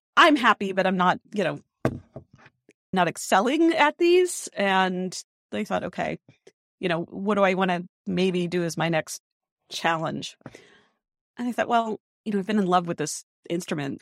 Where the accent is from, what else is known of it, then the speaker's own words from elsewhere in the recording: Rhode Island, United States; moved away; a really strong music tradition in my hometown over in Rhode Island